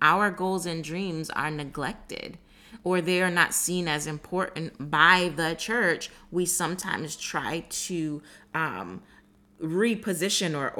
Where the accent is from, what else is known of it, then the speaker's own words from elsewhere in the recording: South Florida, United States; I was born in South Florida